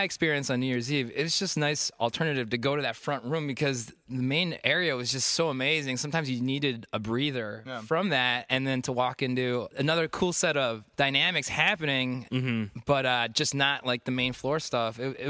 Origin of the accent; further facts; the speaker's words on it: Oak Park, Illinois, United States; right by my hometown of Oak Park.